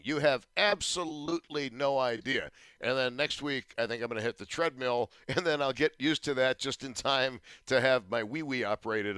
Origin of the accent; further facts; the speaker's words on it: Buffalo, New York, United States; I was from Buffalo